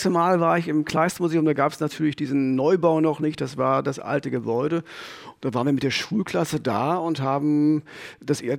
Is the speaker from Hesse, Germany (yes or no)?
no; Frankfurt, Brandenburg, Germany; einfach weil ich hier, wie er, in Frankfurt-Oder geboren bin.